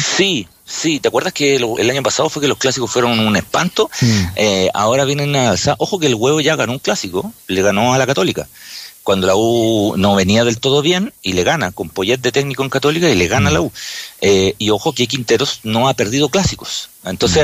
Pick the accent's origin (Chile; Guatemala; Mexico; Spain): Chile; nosotros somos chilenos y chilenas